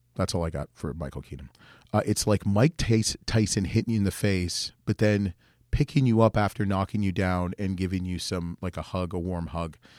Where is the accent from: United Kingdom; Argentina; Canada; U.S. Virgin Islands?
Canada; being Canadian